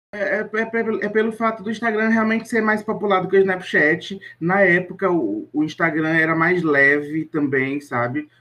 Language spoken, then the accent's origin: Portuguese; Teresina, Piauí, Brazil; minha terrinha aqui em Teresina, Piauí